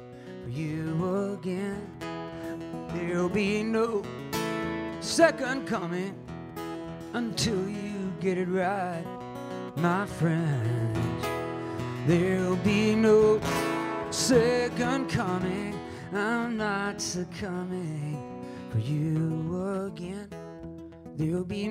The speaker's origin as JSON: {"language": "English", "town": "Independence", "region": "Missouri", "country": "United States", "tie": "born or raised there", "said": "I was from Independence, Missouri"}